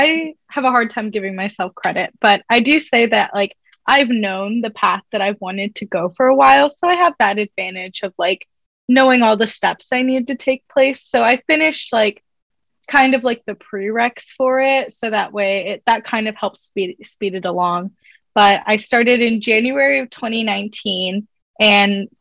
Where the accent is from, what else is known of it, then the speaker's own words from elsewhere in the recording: Grant, Florida, United States; moved away as an adult; also born or lived in Vero Beach, Florida / Orlando, Florida; now in Washington, D.C., United States; I am from Florida, born and raised, grew up in like a small town by the beach.